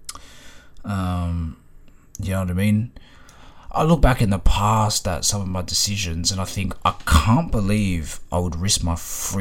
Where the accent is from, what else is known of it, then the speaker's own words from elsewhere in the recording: Ringwood, Victoria, Australia; my neighbor growing up in Ringwood